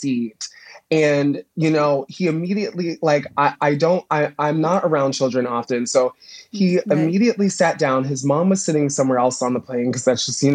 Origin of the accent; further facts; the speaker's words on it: Plainfield, Illinois, United States; also born or lived in Indiana; Plainfield, Illinois. Yeah, it's like an hour and 10 minutes outside of Chicago